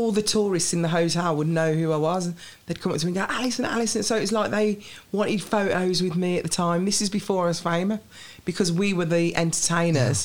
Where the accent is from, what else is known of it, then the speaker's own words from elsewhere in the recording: Birmingham, West Midlands, United Kingdom; accent: Birmingham; my Birmingham accent's quite nice